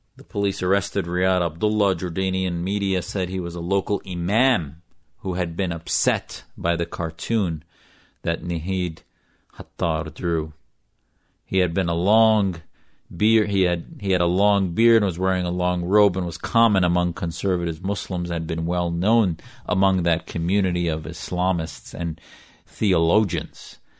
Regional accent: United States; As an American whose family fled Syria for political asylum here

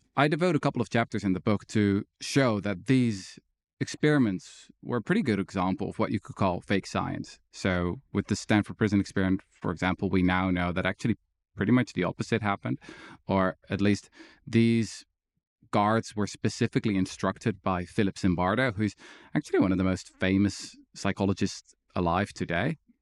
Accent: Netherlands; I was born in the Netherlands

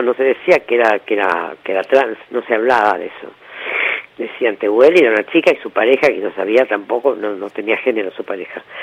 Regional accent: Argentina; somos todos argentinos y argentinas

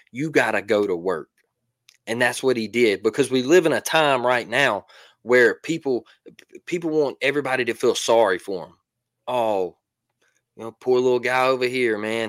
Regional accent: Mobile, Alabama, United States; I'm from Mobile

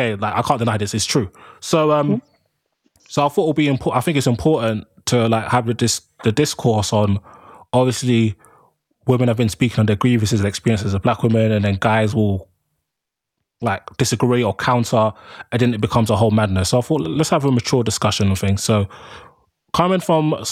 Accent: London, United Kingdom; also born or lived in Birmingham; I'm from London

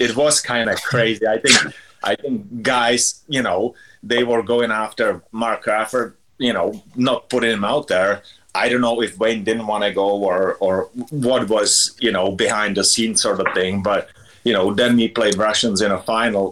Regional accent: Litvínov, Ústí nad Labem Region, Czechia; English is a second language; moved away as an adult; I grew up playing in Litvinov. It's, you know, small little town back home

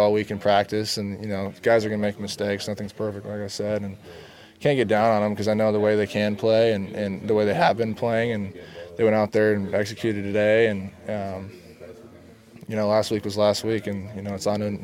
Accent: Lake Stevens, Washington, United States; Lake Stevens is a great town to grow up in the whole Snohomish County area

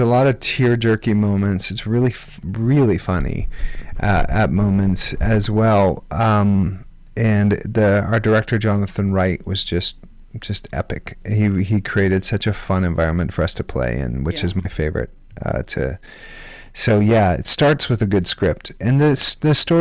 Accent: Canada; I'm Canadian

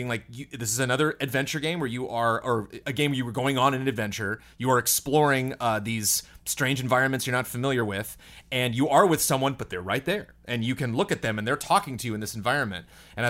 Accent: California, United States; I grew up like in California, so I've like been to Joshua Tree and been camping a lot.

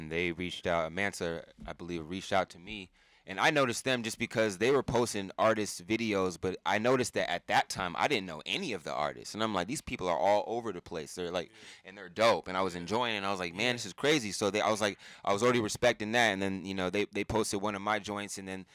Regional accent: Seattle, Washington, United States; also born or lived in East Coast / Liberia (heritage); Spent some time in the East Coast before I moved out here when I was young. Spent most of my life here. I was in the South End though for the earlier, Federal Way for a while.

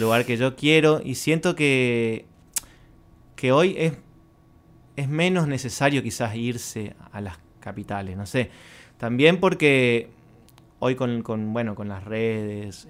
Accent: Resistencia, Chaco, Argentina; now in Colonia Benítez, Argentina; soy de Resistencia, pero vivo en Colonia Benítez

